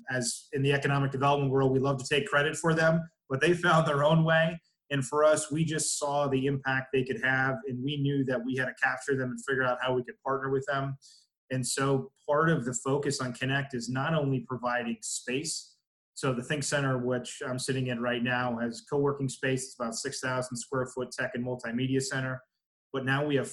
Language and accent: English; Pennsylvania, United States; I'm first one from Pennsylvania